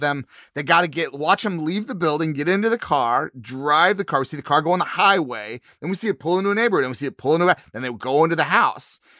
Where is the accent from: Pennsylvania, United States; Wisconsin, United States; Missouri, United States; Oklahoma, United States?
Missouri, United States; I grew up in Missouri